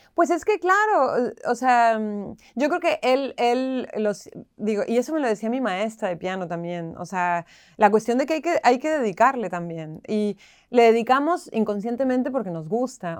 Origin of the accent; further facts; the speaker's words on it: Tijuana, Baja California, Mexico; moved away as an adult; also born or lived in Mexico City, Mexico; now in Buenos Aires, Argentina; yo que soy mexicana